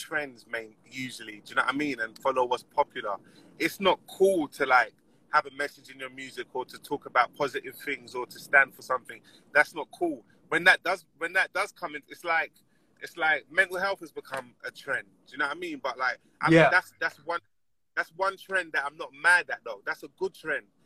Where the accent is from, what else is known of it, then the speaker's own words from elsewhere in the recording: London, United Kingdom; I'm an artist from North London